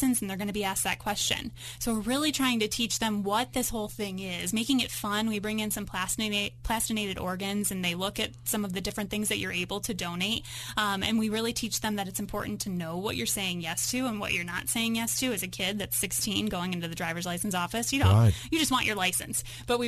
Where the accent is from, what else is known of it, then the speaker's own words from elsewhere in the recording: New York, United States; now in Colorado, United States; I grew up in New York